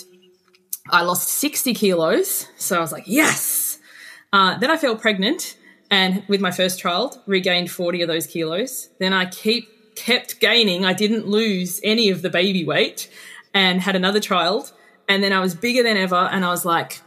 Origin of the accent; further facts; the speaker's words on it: Tasmania, Australia; moved away as an adult; also born or lived in Queensland; now in Sydney, Australia; I'm from Tasmania